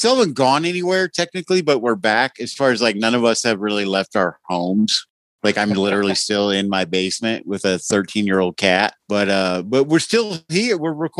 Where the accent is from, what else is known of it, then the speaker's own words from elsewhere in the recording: Indiana, United States; I'm from Indiana.